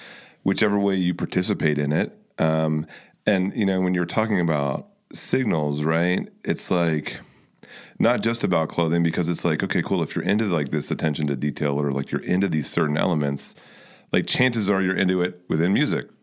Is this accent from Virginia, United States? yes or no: yes; Fairfax County, Northern Virginia, United States; moved away; the area I grew up, which was Northern Virginia, is Fairfax County outside of DC